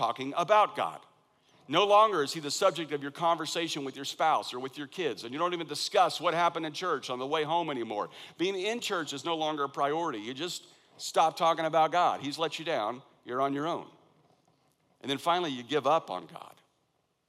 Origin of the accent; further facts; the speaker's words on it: Kansas, United States; now in Valencia, United States; I'm from Kansas